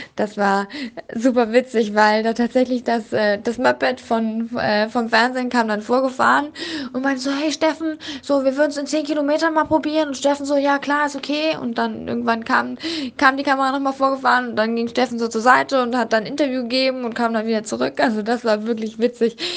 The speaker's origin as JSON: {"language": "German", "region": "Berlin", "country": "Germany", "said": "als Berlinerin in Berlin"}